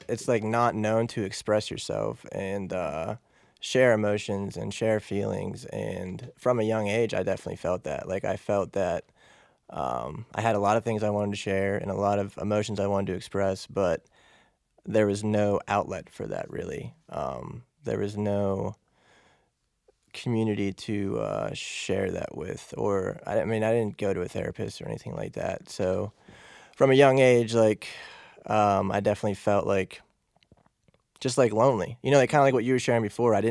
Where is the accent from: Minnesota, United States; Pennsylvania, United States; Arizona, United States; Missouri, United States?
Pennsylvania, United States; Pittsburgh; From Pittsburgh.